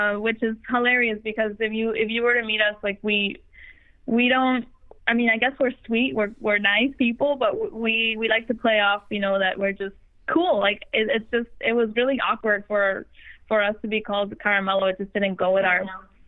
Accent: El Paso, Texas, United States; we grew up in El Paso, Texas

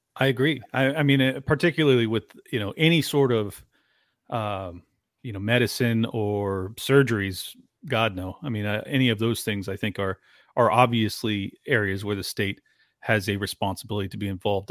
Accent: San Diego, California, United States; I'm from San Diego, product of a twice divorced family.

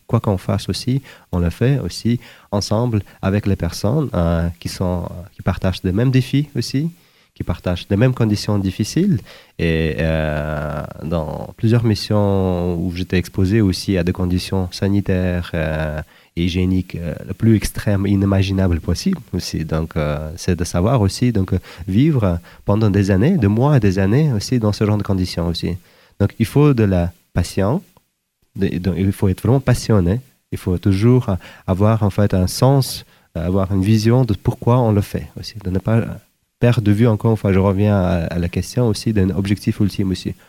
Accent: Uzbekistan; moved away as an adult; also born or lived in Sudan / Zimbabwe / Democratic Republic of the Congo / Algeria; originaire d'Ouzbékistan

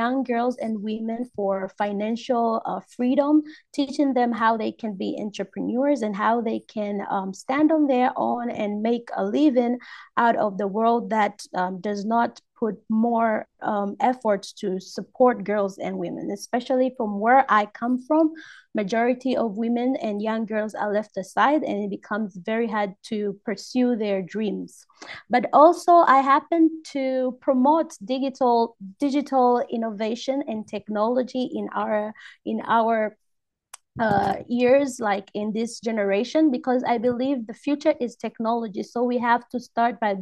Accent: Tanzania; I'm from Tanzania.

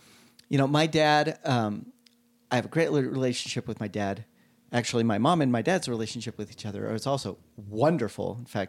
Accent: Salt Lake City, Utah, United States; You know, I grew up in Salt Lake City on the avenues. We live in a house that's about over 150 years old now.

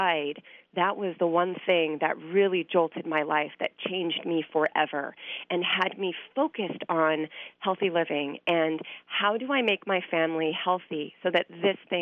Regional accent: Los Angeles, California, United States; I grew up in Los Angeles

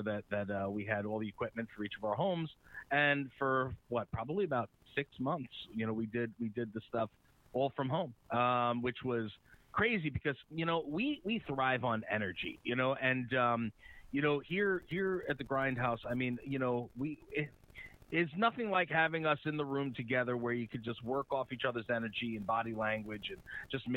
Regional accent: Uniondale, New York, United States; accent: Long Island; I'm a Long Island guy. I've been here, born and raised, 46 years old. I grew up in Uniondale, here

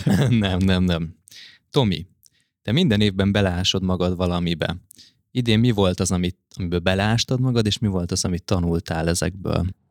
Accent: Budapest, Hungary; nagyon közel ott, ahol én egyébként is felnőttem, Óbudán találtunk egy fantasztikus kertesházat

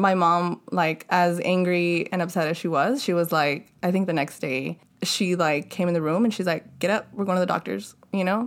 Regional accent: Los Angeles, California, United States; growing up in Ballheads had a lot of influence on me

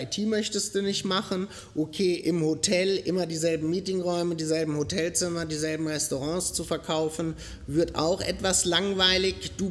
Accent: Groß-Gerau, Hesse, Germany; accent: Frankfurt area; moved away as an adult; now in France; Wie ihr an äh, meinem Akzent hören könnt, komme ich ursprünglich aus dem Frankfurter Raum, um genau zu sein, aus Groß-Gerau

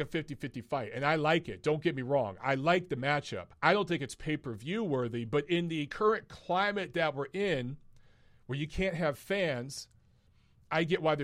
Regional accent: Detroit, Michigan, United States; from Detroit, my hometown

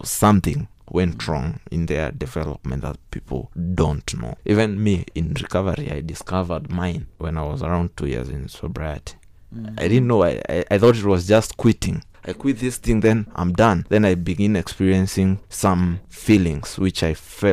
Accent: Kirinyaga County, Kenya; I'm from Kirinyaga

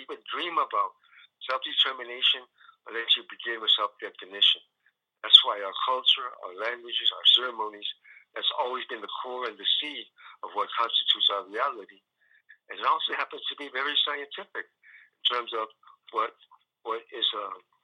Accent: San Antonio, Texas, United States; I was born in San Antonio.

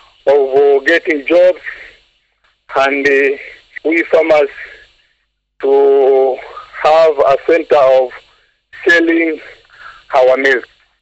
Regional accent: Kikoneni, Lungalunga, Kwale County, Kenya; I'm a farmer from Kikoneni location, Lungalunga constituency, Kwale County.

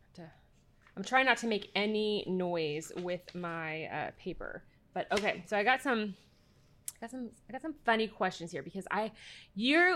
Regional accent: Cypress, Texas, United States

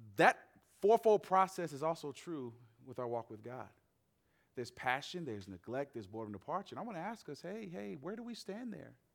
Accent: Atlanta, Georgia, United States; moved away as an adult; also born or lived in Nashville; That's where I'm from, born and raised in Atlanta

